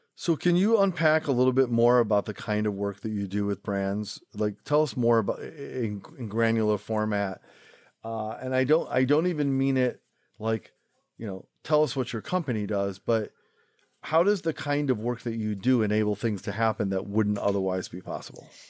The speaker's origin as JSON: {"language": "English", "town": "Rochester", "region": "New York", "country": "United States", "tie": "born or raised there", "also_born_or_lived": "Manhattan, New York", "moved": "yes", "lives_now": "New York City, United States", "said": "I grew up in Rochester, New York."}